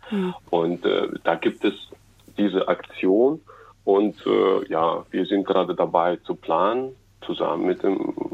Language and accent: German; Belgorod Oblast, Russia; ich komme eigentlich äh, aus dem Grenzgebiet ähm, zur Ukraine, da wo jetzt äh, vermehrt in den Nachrichten auftaucht, Belgorod, äh, die Gegend äh, um Kharkov auf der russischen Seite.